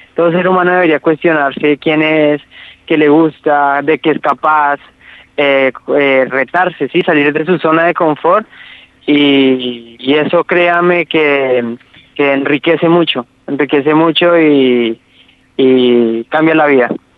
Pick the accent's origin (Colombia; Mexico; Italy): Colombia; Ibagué, Tolima; moved away as an adult; soy ibaguereño, tolimense. Esa es la ciudad de donde nací, en Colombia